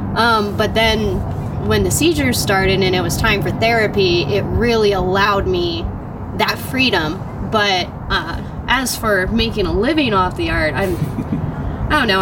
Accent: Spokane, Washington, United States; I grew up around Audubon area

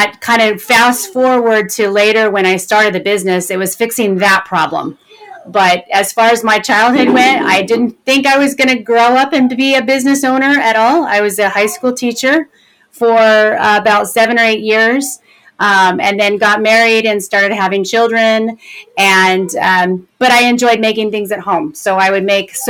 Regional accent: California, United States; I was born and raised in California. And I still live in California, not too far from where I was born.

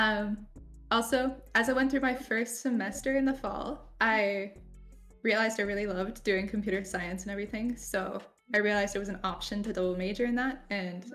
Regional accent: Canada; I'm Canadian

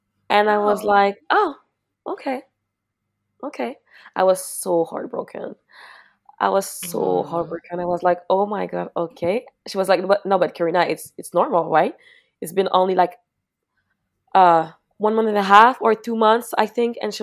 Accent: Mascouche, Quebec, Canada; I'm from Mascouche, which is really like not that far from Montreal, but maybe like 35 minutes

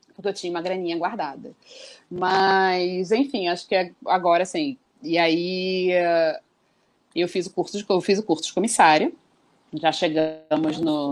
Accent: Rio de Janeiro, Brazil; nascida no Rio de Janeiro, há 38 anos.

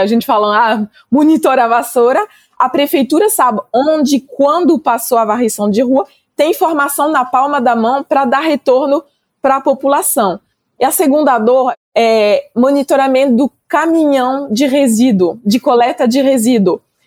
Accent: France; moved away as an adult; now in Brazil; Sou francesa, né? Mas faz quase 10 anos agora que eu estou morando no Brasil

